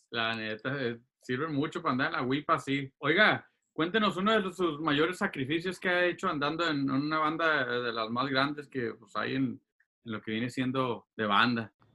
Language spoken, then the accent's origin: Spanish; Los Angeles, California, United States; also born or lived in Guasave, Sinaloa, Mexico; yo crecí aquí en Los Ángeles y, y, y, y viví varios tiempos ahí en Guasave